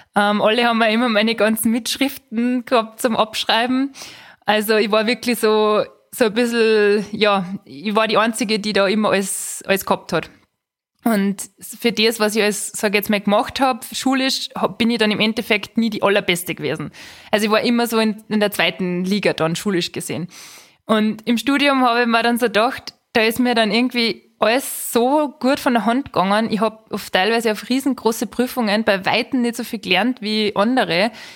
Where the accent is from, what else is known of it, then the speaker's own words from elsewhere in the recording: Schladming, Styria, Austria; in meiner Heimat, also in meiner Heimatgemeinde, da sind einfach viele Sportevents so generell. Also Schladming kennt man ja auch vom Nachtslalom